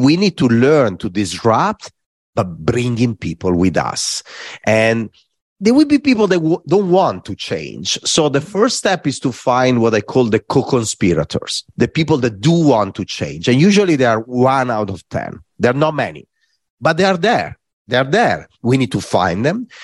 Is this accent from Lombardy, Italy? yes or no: yes; Varese, Lombardy, Italy; English is a second language; moved away; I was in Varese, in my hometown